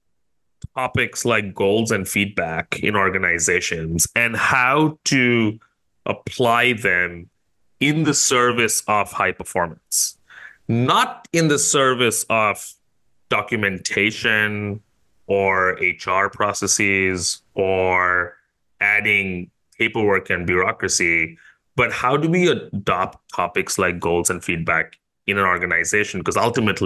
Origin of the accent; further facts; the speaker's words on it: India; now in Singapore; I grew up in India, but I've called Singapore home for a while